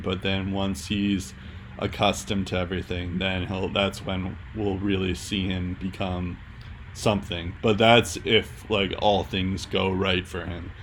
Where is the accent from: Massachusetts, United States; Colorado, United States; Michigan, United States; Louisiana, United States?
Massachusetts, United States; Boston; accent: Boston; my Boston accent's coming